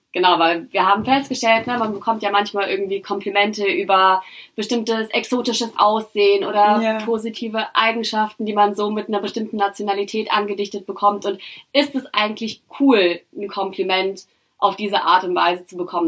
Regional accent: Germany; ich bin in Deutschland aufgewachsen

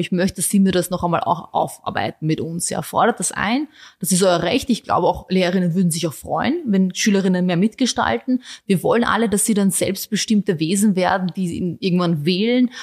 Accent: Vienna, Austria; also born or lived in Bosnia; ich sehe mich als Österreicherin, ich sehe mich vor allem als Wienerin, ich liebe diese Stadt

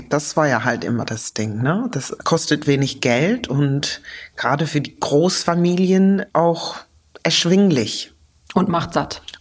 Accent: United Kingdom; Ich bin ja Britin.

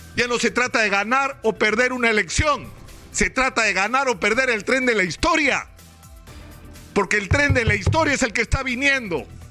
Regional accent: Peru

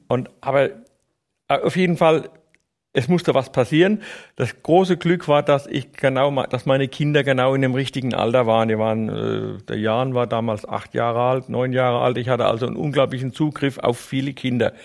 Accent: Neustadt an der Weinstraße, Rhineland-Palatinate, Germany; accent: Palatinate dialect; ich bin Neustadter, geboren in Neustadt an der Weinstraße, in der Schillerstraße

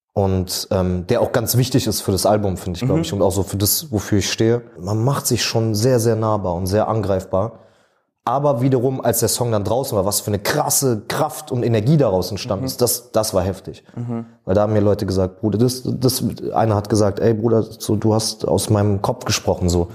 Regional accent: Berlin, Germany; ich bin in Schöneberg groß geworden

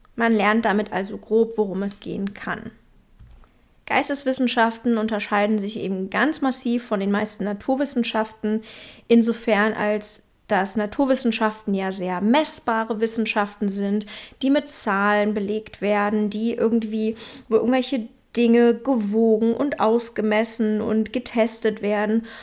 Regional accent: Berlin, Germany; moved away; in meiner Heimatstadt Berlin

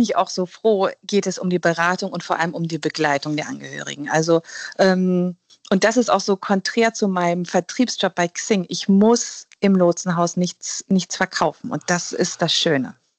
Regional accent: Germany; bei uns in Deutschland

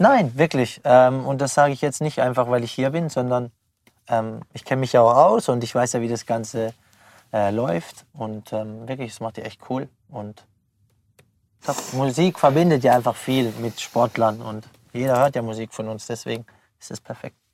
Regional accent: Pforzheim, Baden-Württemberg, Germany; moved away as an adult; now in Freiburg, Germany; ich bin in der Nordstadt aufgewachsen

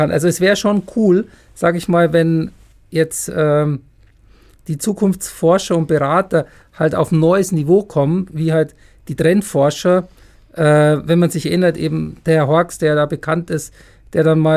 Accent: Munich, Bavaria, Germany; now in Heidelberg, Germany; In meiner Heimatstadt

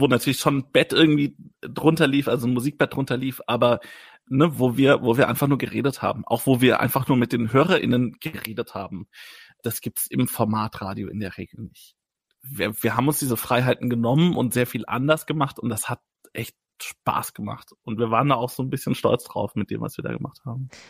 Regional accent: Wertingen, Bavaria, Germany; in meinem Geburtsort Wertingen

